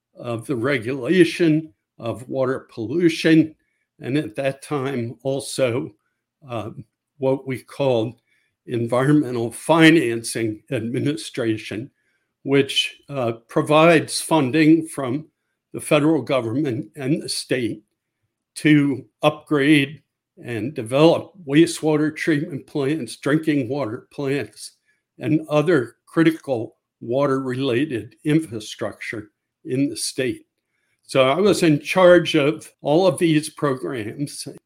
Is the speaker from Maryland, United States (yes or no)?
yes; Maryland, United States; I grew up in Maryland from about the age of six on